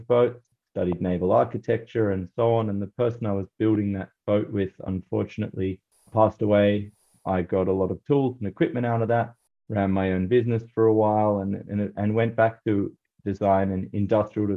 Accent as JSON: {"language": "English", "country": "Australia", "tie": "born or raised there", "said": "I grew up in Australia, as you can probably hear in my accent"}